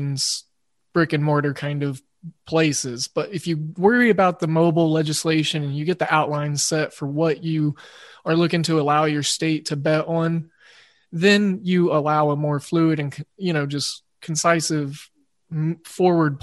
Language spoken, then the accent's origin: English; Oklahoma, United States; it being my home state